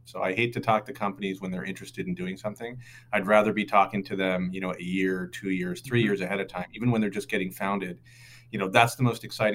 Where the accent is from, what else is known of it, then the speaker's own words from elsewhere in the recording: Pacific Northwest, United States; moved away as an adult; also born or lived in New York City; I'm originally from the Pacific Northwest